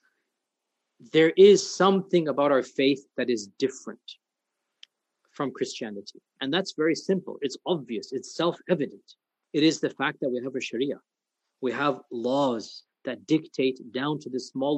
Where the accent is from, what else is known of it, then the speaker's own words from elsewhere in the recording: United States; also born or lived in Medina, Saudi Arabia; I speak as an American